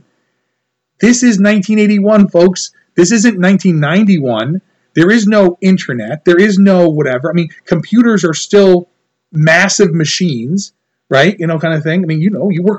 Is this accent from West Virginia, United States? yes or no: no; New York, United States; as a New Yorker. Again, not, I didn't grow up in the city